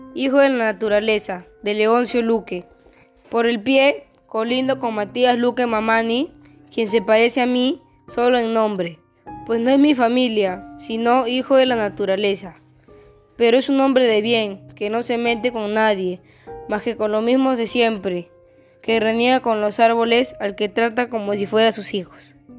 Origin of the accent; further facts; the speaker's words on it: Lima, Peru; soy del cercado de Lima